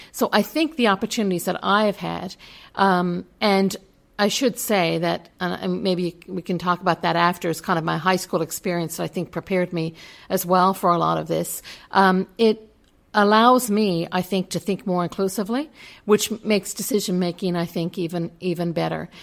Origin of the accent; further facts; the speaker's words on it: Newfoundland and Labrador, Canada; moved away; I am from Newfoundland and Labrador